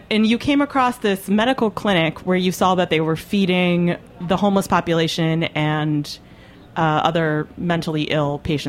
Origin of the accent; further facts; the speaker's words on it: Brooklyn, New York, United States; So I was like, oh, I'm from Brooklyn.